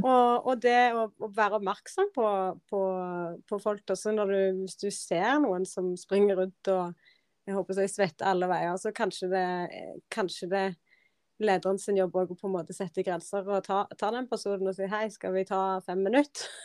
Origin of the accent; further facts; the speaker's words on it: Norway; moved away as an adult; also born or lived in London; Dette var Norge, dette er mitt hjemland